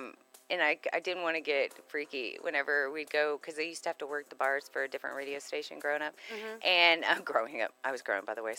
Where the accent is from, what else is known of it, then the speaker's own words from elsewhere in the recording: Pennsylvania, United States; now in Texas, United States; You know, those roots and just growing up around Pennsylvania, Northeast Coast, the history of our country is amazing there.